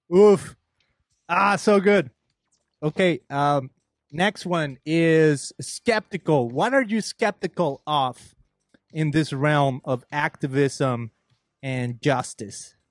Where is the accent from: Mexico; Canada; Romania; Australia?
Mexico; moved away; I'm an immigrant. I'm from Mexico.